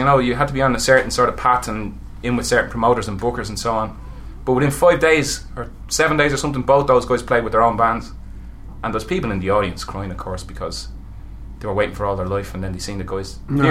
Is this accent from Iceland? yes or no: no; Dublin, Leinster, Ireland; born or raised there